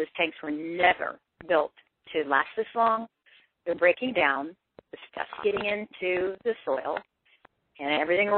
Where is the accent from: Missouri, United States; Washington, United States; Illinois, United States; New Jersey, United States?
Washington, United States; Eastern; I'm from Eastern Washington